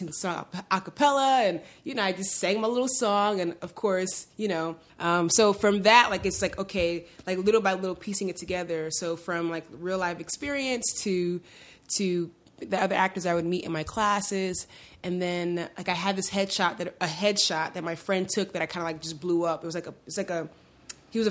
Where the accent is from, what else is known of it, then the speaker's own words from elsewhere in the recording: New York City, New York, United States; I grew up in Sunset Park, Brooklyn